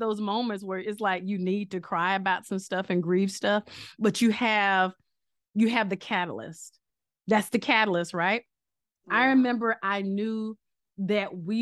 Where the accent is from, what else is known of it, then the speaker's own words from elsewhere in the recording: Picayune, Mississippi, United States; we all met up in Picayune, Mississippi, my hometown.